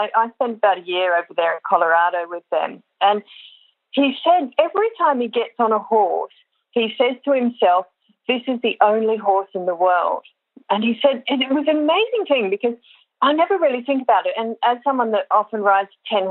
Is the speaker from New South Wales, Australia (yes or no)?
yes; Sydney, New South Wales, Australia; moved away as an adult; also born or lived in Armidale, Australia / Singapore / United States; I grew up in Sydney, but spent a lot of time in country New South Wales